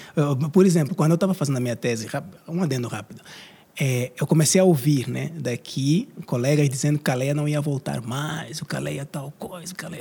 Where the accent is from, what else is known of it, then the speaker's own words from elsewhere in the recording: Angola; moved away as an adult; also born or lived in Brazil; vim do Brasil, mas eu sou originalmente de Angola